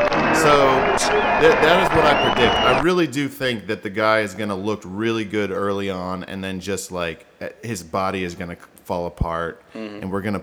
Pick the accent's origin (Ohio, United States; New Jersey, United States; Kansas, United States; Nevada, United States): Ohio, United States; Canton; the NFL was invented in my hometown, Canton, Ohio.